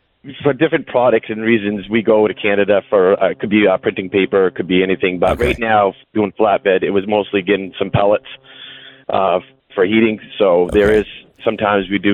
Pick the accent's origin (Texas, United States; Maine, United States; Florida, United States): Maine, United States; I'm from Maine, and I do flatbed hauling